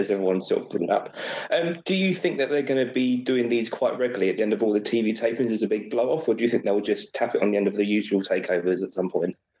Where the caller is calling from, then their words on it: Cambridge, East of England, United Kingdom; I'm calling from Cambridge, England